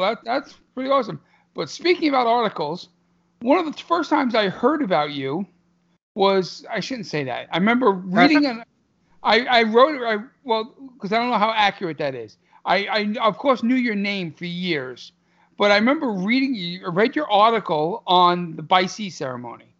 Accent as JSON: {"language": "English", "town": "New York City", "region": "New York", "country": "United States", "said": "I'm from Brooklyn"}